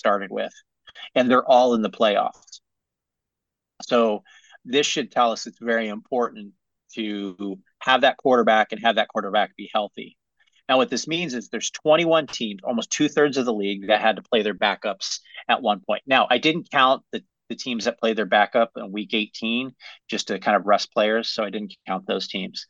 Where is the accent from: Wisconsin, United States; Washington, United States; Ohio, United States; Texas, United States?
Ohio, United States; Cleveland; I am from Cleveland